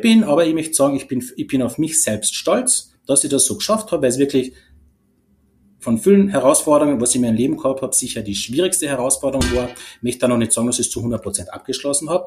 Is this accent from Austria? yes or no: yes; Carinthia, Austria; ich bin aus Kärnten, das haben sicher schon mal von der Stimme erkannt